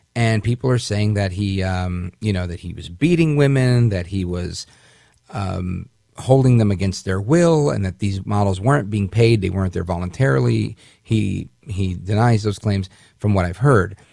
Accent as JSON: {"language": "English", "country": "United States", "said": "As an American"}